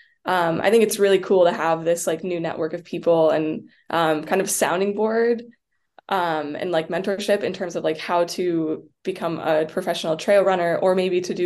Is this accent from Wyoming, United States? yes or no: yes; Jackson, Wyoming, United States; also born or lived in Washington; my hometown in Jackson